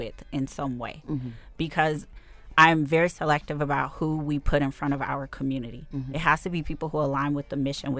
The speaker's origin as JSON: {"language": "English", "country": "United States", "said": "us as American Black women or African American or North American Black women"}